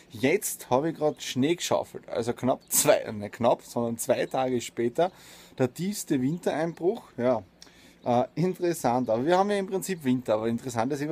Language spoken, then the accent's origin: German; Austria; deswegen sehe ich mich nicht nur als Österreicher, sondern als Europäer und Weltbürger.